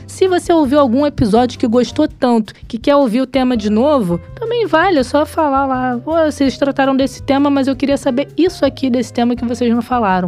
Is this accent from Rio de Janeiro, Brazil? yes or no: yes; Rio de Janeiro, Brazil; accent: carioca; eu perderia o meu carioquês com tanta facilidade